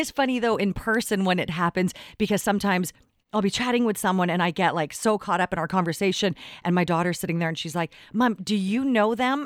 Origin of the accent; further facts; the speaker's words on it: Richmond, British Columbia, Canada; I grew up in Richmond